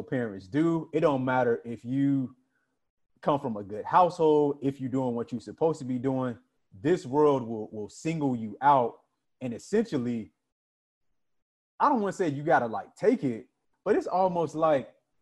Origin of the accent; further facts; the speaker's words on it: Florida, United States; I'm from Florida. It gets hot